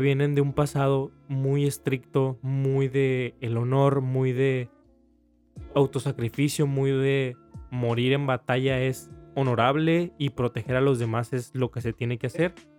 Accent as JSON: {"language": "Spanish", "country": "Mexico", "said": "aquí en México"}